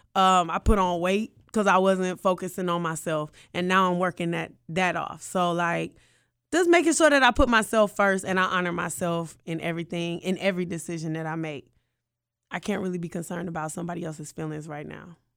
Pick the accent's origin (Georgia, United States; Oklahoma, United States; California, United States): Georgia, United States; Atlanta; I'm from Atlanta, Georgia